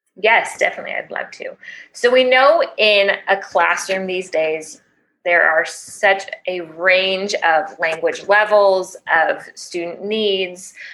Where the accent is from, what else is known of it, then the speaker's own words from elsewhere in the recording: Chicago, Illinois, United States; moved away as an adult; now in Panama City, Panama; I am originally from Chicago